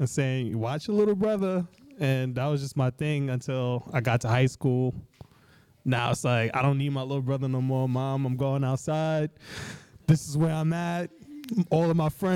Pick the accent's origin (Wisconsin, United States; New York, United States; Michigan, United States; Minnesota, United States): New York, United States; New York City; I grew up in Crown Heights, and literally right around the corner from where I grew up was Empire Roller Skating Rink